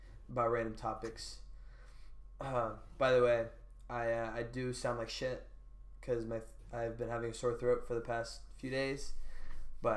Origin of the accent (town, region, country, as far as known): United States; accent: normal American